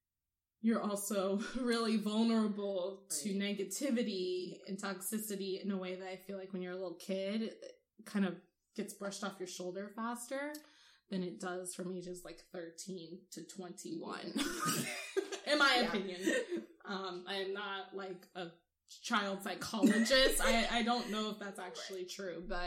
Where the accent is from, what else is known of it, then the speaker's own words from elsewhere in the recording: Omaha, Nebraska, United States; born there; I was born in Nebraska. Wow. It was the only black child born on October 19th, 1991.